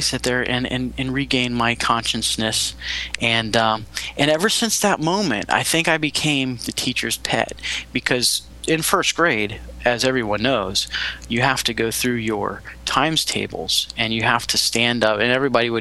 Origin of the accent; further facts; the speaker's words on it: Longwood, Florida, United States; As a young boy growing up in Longwood, Florida, right outside of Orlando